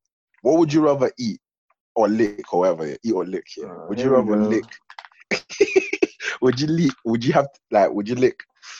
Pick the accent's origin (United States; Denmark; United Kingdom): United Kingdom; London; I grew up in North, innit? And the thing is, yeah, there's, in North, there's four types of people there. Ghanaians, Jamaicans, Somalians, and Turkish people.